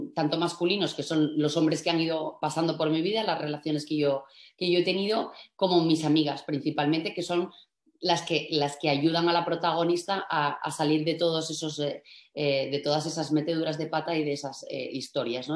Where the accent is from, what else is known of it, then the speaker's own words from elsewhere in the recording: Asturias, Spain; also born or lived in Madrid; soy asturiana